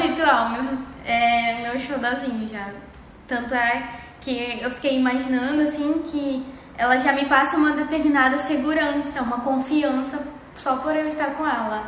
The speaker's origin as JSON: {"language": "Portuguese", "region": "Pará", "country": "Brazil", "moved": "yes", "lives_now": "Cuiabá, Brazil", "said": "eu sou do Pará, sou do estado do Pará, uma cidade bem pequena, lá no litoral. E eu sou paraense"}